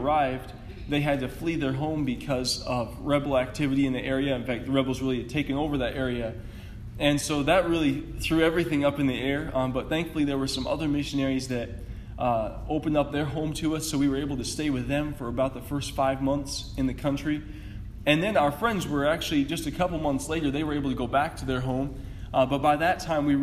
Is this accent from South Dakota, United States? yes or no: yes; Rapid City, South Dakota, United States; moved away as an adult; also born or lived in Cameroon; I grew up near Rapid City